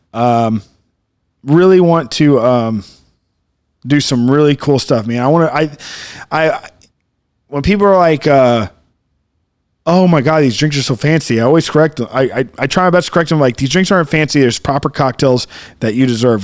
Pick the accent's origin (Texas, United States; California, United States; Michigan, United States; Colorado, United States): Texas, United States; Coral; born or raised there